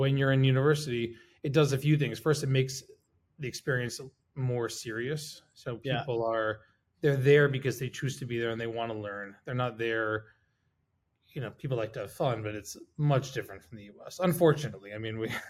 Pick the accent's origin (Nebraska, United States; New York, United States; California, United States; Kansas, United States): California, United States; Northern; moved away as an adult; also born or lived in Israel; I grew up in California.